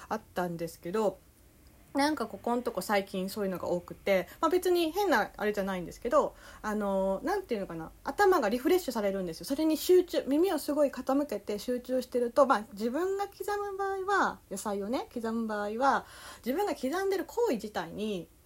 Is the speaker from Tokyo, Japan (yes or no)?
yes; Tokyo, Japan; 東京人の私が関西人であるひよりさんの関西弁を厳しくチェックしました。